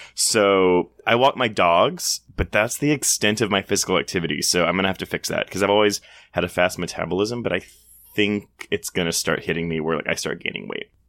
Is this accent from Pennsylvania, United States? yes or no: no; Houston, Texas, United States; I grew up in Houston